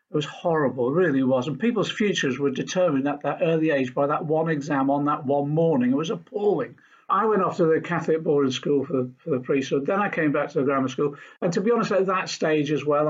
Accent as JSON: {"language": "English", "area": "Norfolk", "region": "East of England", "country": "United Kingdom", "tie": "born or raised there", "also_born_or_lived": "Liverpool", "said": "I was born in Liverpool and lived the early years of my life there, but we then moved to Norfolk, where my mother originally came from"}